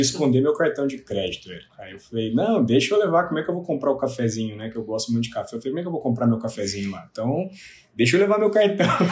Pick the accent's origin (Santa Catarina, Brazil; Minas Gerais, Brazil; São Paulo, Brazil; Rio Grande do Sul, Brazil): Minas Gerais, Brazil; Lavras; Eu sou de Lavras, do sul de Minas Gerais